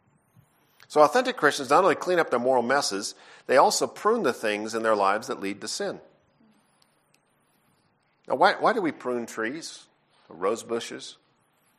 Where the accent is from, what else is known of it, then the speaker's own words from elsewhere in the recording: Canada; I'm from Canada. All my family are Canadian citizens, and so we grew up doing a lot of ice stuff